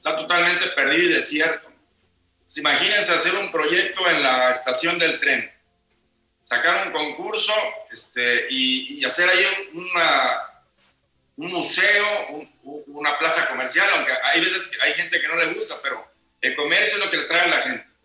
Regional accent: Veracruz, Mexico; yo toda mi vida, aunque no nací en Veracruz, viví desde

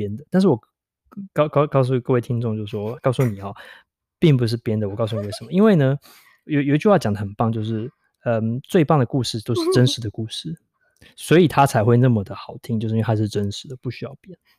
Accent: Taiwan; now in London, United Kingdom; 她知道我是台湾人，

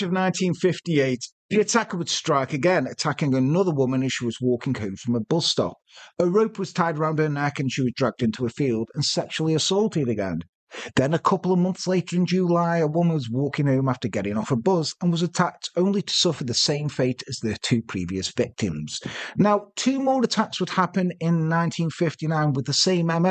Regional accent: Ireland; We're from Ireland.

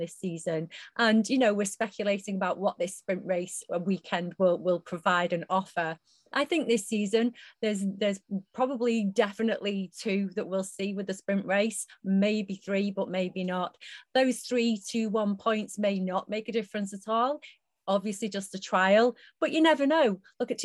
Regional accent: United Kingdom; we're British

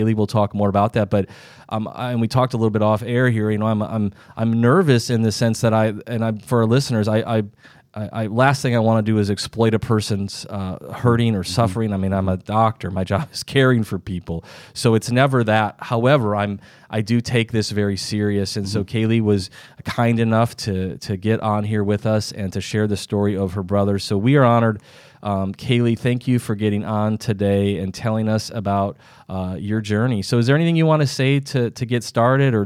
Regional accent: Sioux Falls, South Dakota, United States; moved away; I'm born and raised in Sioux Falls as well

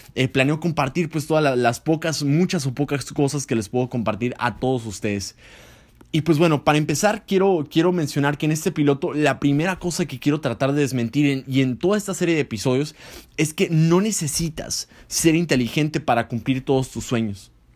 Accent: Mexico

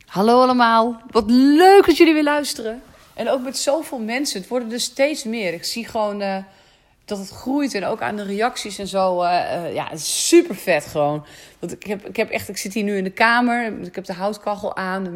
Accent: Netherlands; ik kom uit de polder. Ik kan niet anders, jongens. Ik ben gewoon boerendochter, opgegroeid op de boerderij

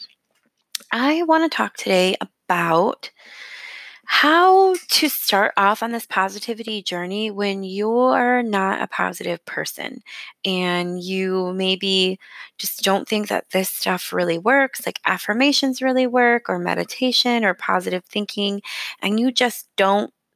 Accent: Michigan, United States; moved away as an adult; also born or lived in San Antonio, Texas; when I moved away from my hometown. I moved from Michigan to San Antonio, Texas

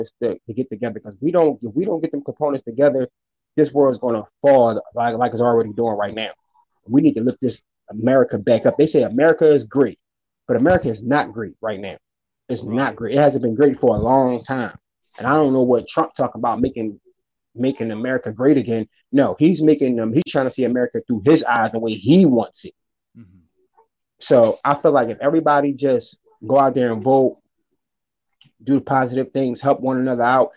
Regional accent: Philadelphia, Pennsylvania, United States; I'm from Philadelphia

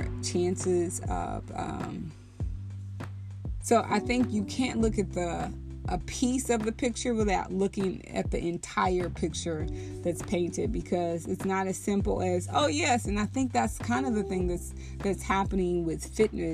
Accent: Texas, United States; I was raised in the Bible Belt in Texas in church

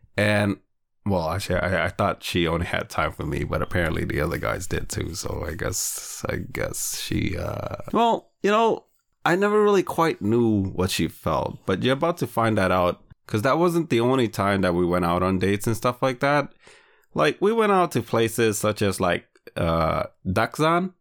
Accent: Lowell, Massachusetts, United States; Lowell is my hometown

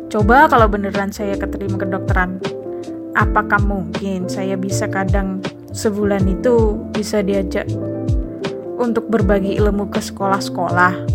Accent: East Java, Indonesia; accent: medok; mungkin saya dari desa ya logat saya tuh medok banget sering diolok-olok terus SMA ada mulai nih drama ditolak di sekolah favorit pilihan pertama tapi pada akhirnya diterima di SMA favorit kedua SMA favorit satu kabupaten Ngawi tuh

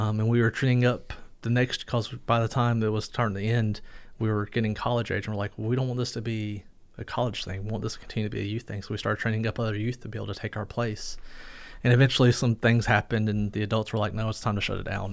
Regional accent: Fuquay-Varina, North Carolina, United States; moved away; also born or lived in Lillington, North Carolina; I grew up in North Carolina, a town called Fuquay Verena, but really more Lillington area

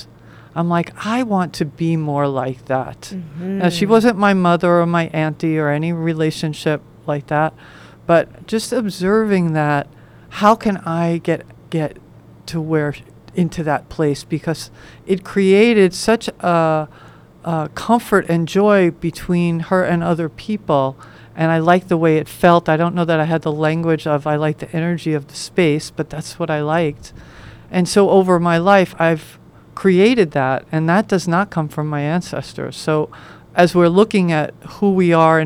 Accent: New York, United States; where I grew up in New York

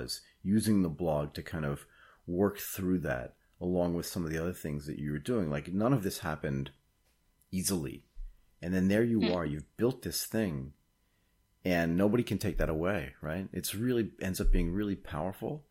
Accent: United States; moved away as an adult; now in Asia; As an American who now lives in Asia and has lived in Asia for 30 years

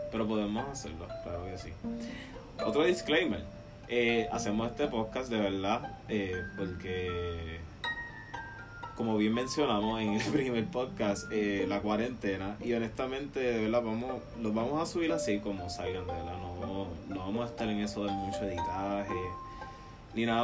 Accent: Puerto Rico; now in Tampa, United States; Florida. vivimos, somos de Puerto

